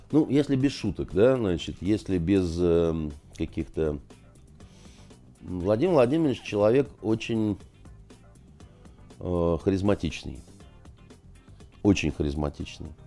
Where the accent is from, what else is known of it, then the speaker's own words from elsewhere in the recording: Kyiv, Ukraine; Я киевлянин, я там, значит, из такой киевской элиты, я свободно говорю по-украински, у меня масса разных всяких достоинств, я э, россиянин